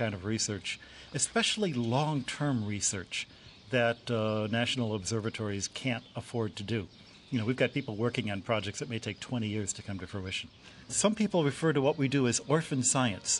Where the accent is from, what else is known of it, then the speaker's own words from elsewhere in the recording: United States; now in Castel Gandolfo, Italy; I'm an American Jesuit working here in Castel Gandolfo, Italy